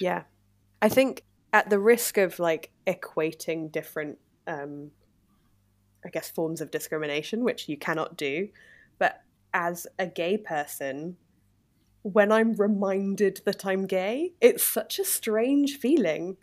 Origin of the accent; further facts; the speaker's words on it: Exeter, South West England, United Kingdom; I'm from the south of England, it's a city called Exeter